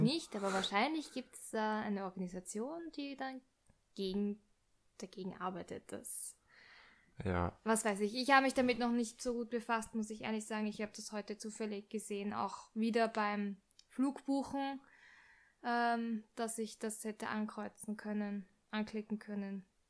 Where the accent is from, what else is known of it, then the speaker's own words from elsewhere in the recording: Austria; bei uns in Österreich, Wien